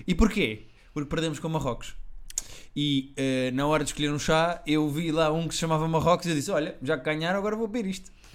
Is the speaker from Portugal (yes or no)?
yes; Portugal; eu sou português